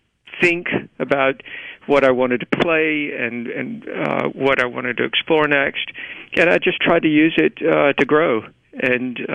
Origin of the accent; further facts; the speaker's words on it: Cleveland, Mississippi, United States; also born or lived in Greenville, Mississippi; I grew up in the Delta. I was born in Greenville and grew up in Cleveland